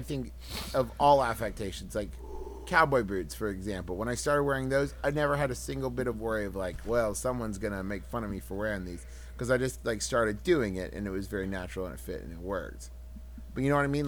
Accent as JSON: {"language": "English", "region": "West Virginia", "country": "United States", "said": "I'm from West Virginia"}